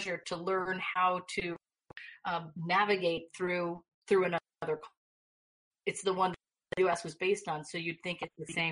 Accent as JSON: {"language": "English", "region": "New York", "country": "United States", "moved": "yes", "said": "I'm a New Yorker"}